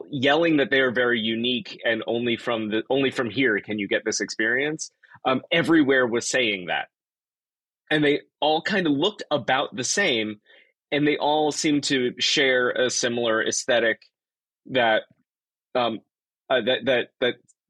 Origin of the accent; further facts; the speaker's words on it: South Florida, United States; now in Troy, United States; I grew up in South Florida. And then moved to upstate New York, where I currently live is in Troy.